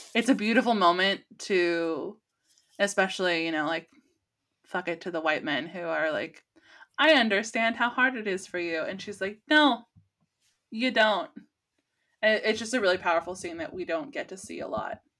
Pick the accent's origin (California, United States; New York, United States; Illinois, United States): California, United States; as a Californian because pot is legal here in California